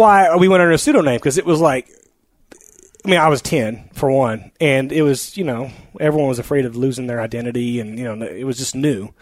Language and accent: English; central Oklahoma, United States; also born or lived in California; ended up back in central Oklahoma, which is where my family's